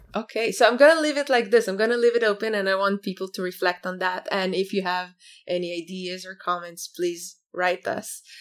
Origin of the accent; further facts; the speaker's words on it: Israel; I come from Israel, a startup nation.